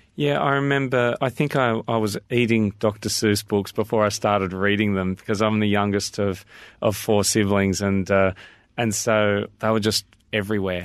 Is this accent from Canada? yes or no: no; Australia; I'm very Australian